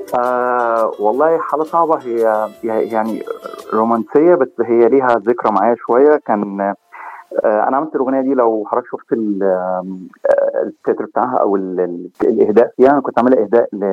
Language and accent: Arabic; Cairo, Cairo Governorate, Egypt; moved away as an adult; also born or lived in Gulf countries; now in United States; انا من مصر آه، من القاهره تحديدا